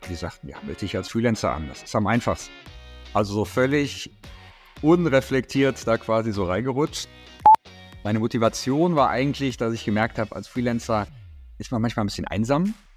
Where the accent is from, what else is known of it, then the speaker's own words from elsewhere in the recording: Dortmund, North Rhine-Westphalia, Germany; moved away as an adult; also born or lived in United States / Jönköping, Sweden / Stockholm, Sweden; now in Berlin, Germany; Ich komme ursprünglich aus Dortmund